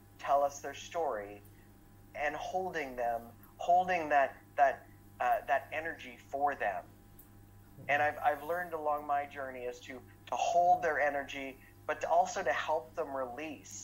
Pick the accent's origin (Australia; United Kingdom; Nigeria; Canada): Canada; Ottawa, Ontario; I grew up in Ottawa.